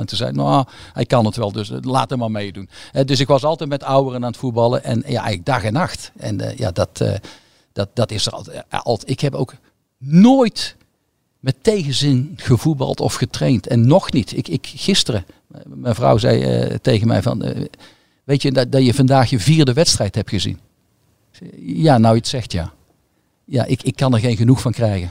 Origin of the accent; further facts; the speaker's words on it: Goirle, North Brabant, Netherlands; ik ben opgegroeid in Goorlen